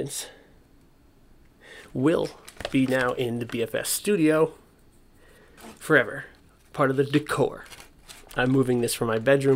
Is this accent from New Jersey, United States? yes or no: yes; New Jersey, United States; I'm from Central Jersey, so we did field trips there.